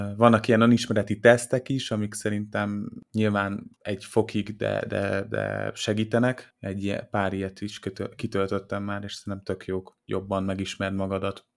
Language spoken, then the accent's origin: Hungarian; Hungary; magyarok vagyunk, panaszkodunk